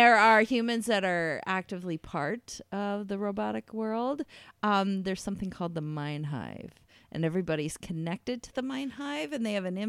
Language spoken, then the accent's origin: English; New York, United States; My hometown area in upstate New York.